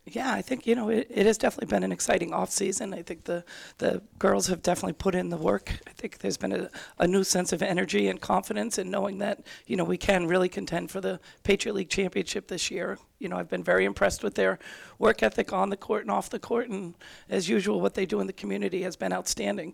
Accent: Worcester, Massachusetts, United States; growing up in Worcester

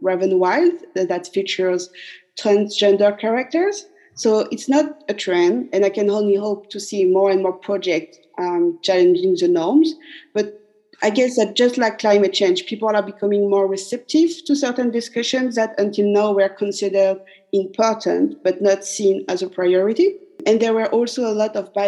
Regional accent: Paris, Île-de-France, France; moved away as an adult; now in Auckland, New Zealand; I was born and raised in Paris

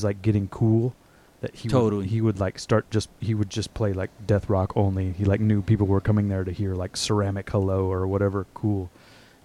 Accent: Texas, United States; now in New York, United States; I'm from Texas.

